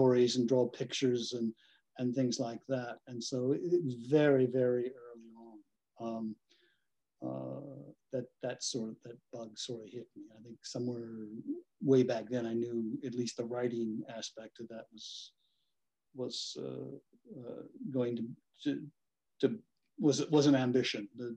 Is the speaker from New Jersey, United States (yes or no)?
no; northern Kentucky, United States; also born or lived in Cincinnati, Ohio / Lexington, Kentucky; I was born in Cincinnati, which is right across the river from Kentucky, and grew up in northern Kentucky, and went to school here in Lexington at the University of Kentucky. So yeah, I am a Kentucky boy